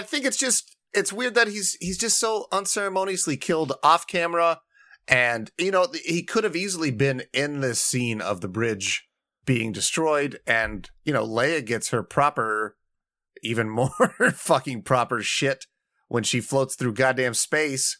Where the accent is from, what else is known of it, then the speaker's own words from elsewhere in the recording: Indiana, United States; my home state of Indiana